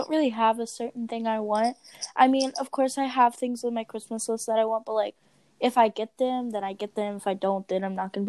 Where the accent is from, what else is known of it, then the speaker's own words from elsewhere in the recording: Maryland, United States; we're from Maryland and usually we get snow.